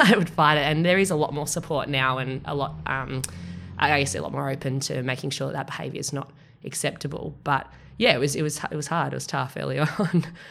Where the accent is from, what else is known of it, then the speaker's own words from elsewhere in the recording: Australia; I'm Australian